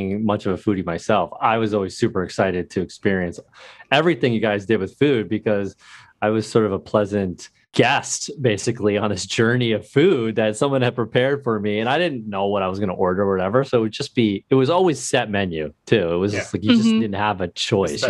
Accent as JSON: {"language": "English", "town": "New Haven", "region": "Connecticut", "country": "United States", "tie": "born or raised there", "said": "I grew up in New Haven"}